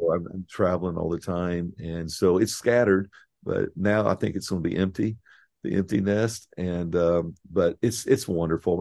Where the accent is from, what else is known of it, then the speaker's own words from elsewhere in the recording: Indiana, United States; moved away as an adult; also born or lived in East Tennessee / Texas; I'm a Hoosier. I, I grew up in Indiana